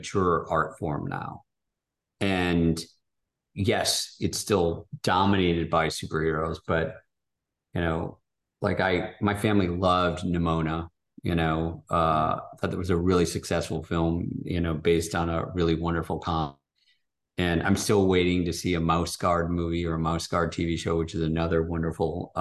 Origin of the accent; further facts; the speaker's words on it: Michigan, United States; moved away; I'm from Michigan. So we were like 3 hours from where I grew up